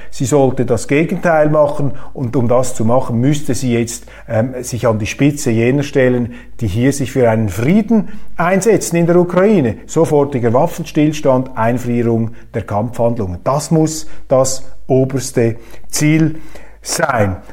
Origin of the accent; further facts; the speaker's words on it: Switzerland; ich bin Schweizer